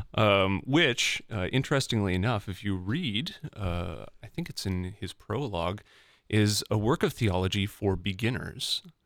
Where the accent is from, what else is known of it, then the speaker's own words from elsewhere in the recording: Fargo, North Dakota, United States; growing up in the Fargo, North Dakota area, I went to Catholic schools from kindergarten through twelfth grade